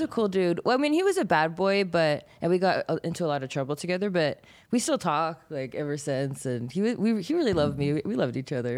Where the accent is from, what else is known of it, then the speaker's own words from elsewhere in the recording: San Gabriel Valley, California, United States; also born or lived in Pasadena, California / Canada; I grew up in San Gabriel, Valley in California